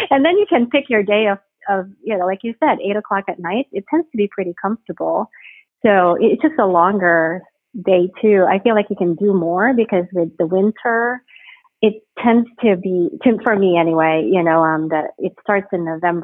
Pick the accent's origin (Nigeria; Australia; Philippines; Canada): Philippines; Baguio, Cordillera Administrative Region; moved away as an adult; also born or lived in New York / Rhode Island; now in Houston, United States; my hometown in the Philippines is Baguio City